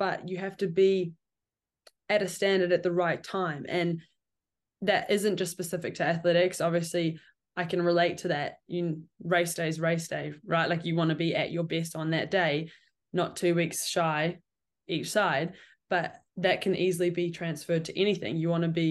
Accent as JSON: {"language": "English", "town": "Cambridge", "region": "Waikato", "country": "New Zealand", "said": "I'm from Cambridge"}